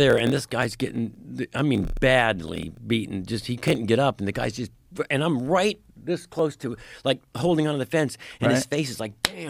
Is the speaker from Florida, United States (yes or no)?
yes; Florida, United States; I grew up in Florida